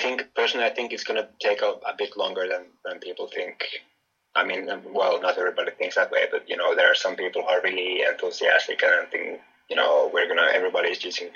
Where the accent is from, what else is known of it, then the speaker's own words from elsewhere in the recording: Finland; moved away; also born or lived in Greece; I'm Finnish from Finland.